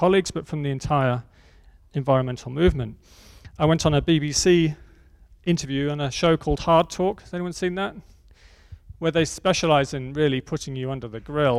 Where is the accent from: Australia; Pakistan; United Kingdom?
United Kingdom; Oxford, South East England; my hometown in Oxford